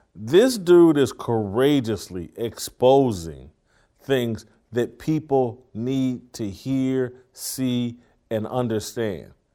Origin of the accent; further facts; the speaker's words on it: Indianapolis, Indiana, United States; I'm from Indianapolis